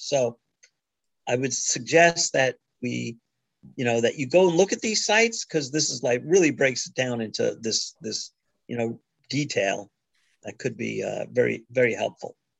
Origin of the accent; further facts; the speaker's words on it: New York, United States; I was born in New York